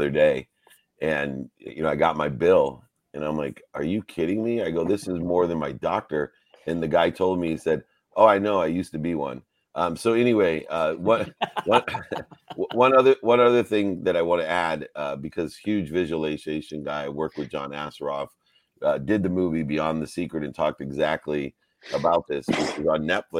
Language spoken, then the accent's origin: English; Ohio, United States; When we come from Ohio